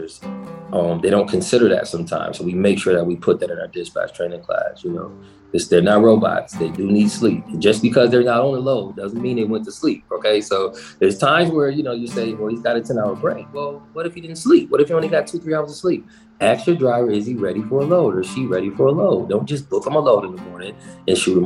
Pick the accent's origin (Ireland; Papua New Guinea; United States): United States; Buffalo, New York; I'm from Buffalo